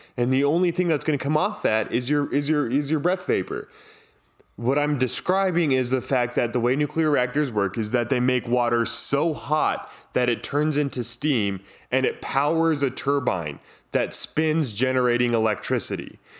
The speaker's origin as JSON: {"language": "English", "region": "Southern California", "country": "United States", "tie": "born or raised there", "said": "I grew up in Southern California."}